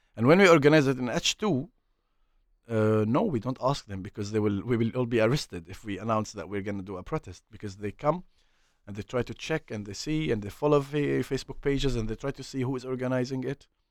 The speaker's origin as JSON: {"language": "English", "town": "Hebron", "region": "West Bank", "country": "Palestine", "tie": "born or raised there", "second_language": "English", "said": "I'm from mm, Hebron"}